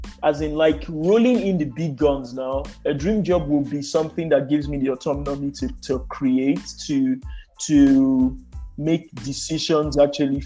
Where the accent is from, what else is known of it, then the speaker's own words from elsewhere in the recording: Nigeria; as a Nigerian